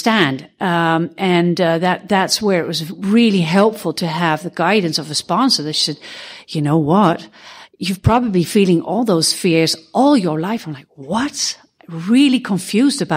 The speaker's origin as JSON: {"language": "English", "country": "Netherlands", "said": "I'm from Holland"}